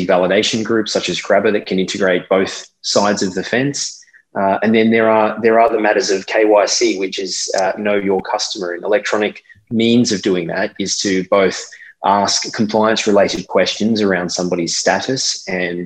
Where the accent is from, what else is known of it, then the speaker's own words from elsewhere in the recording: Australia; now in Dubai, United Arab Emirates; this was my culture in being an Australian